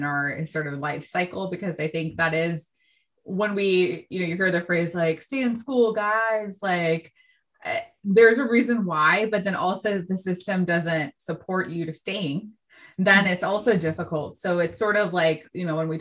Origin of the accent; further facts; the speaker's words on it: San Francisco, California, United States; I'm from San Francisco